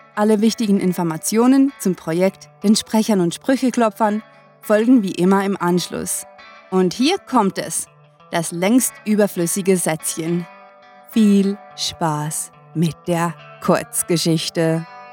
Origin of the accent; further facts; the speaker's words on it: Switzerland; uns Schweizer